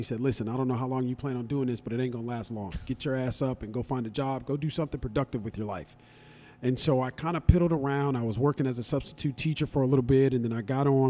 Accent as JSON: {"language": "English", "town": "Pomona", "region": "California", "country": "United States", "tie": "born or raised there", "said": "born and raised in Pomona, went to elementary school, junior high school, and even high school at Pomona High School. So I literally am from the area."}